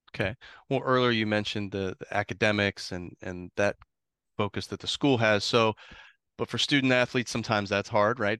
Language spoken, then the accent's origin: English; Columbus, Ohio, United States; now in Florida, United States; I grew up in Columbus